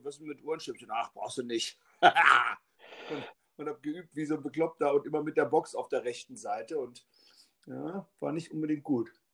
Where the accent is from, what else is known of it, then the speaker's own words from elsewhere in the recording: Braunschweig, Lower Saxony, Germany; also born or lived in Hannover / Berlin; bin ich in Braunschweig auch aufgewachsen